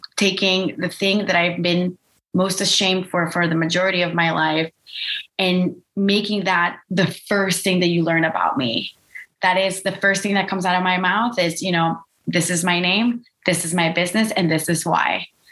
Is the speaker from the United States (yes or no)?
no; Costa Rica; I grew up in Costa Rica